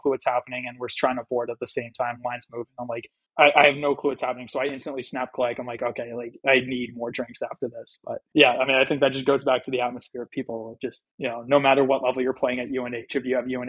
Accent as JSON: {"language": "English", "region": "New Hampshire", "country": "United States", "said": "Like, you're from Georgia and we're from New Hampshire."}